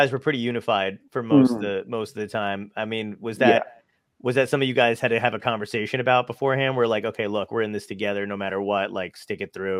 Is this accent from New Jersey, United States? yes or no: yes; New Jersey, United States; moved away; also born or lived in Los Angeles; I grew up in New Jersey